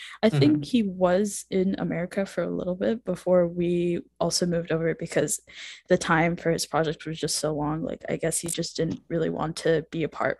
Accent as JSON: {"language": "English", "region": "Washington", "country": "United States", "tie": "born or raised there", "also_born_or_lived": "Maharashtra, India / Boston", "accent": "American", "said": "I was born in the state of Maharashtra in India in 2003, and then now I have been living in Washington for over 8 years or so. I haven't been here consecutively"}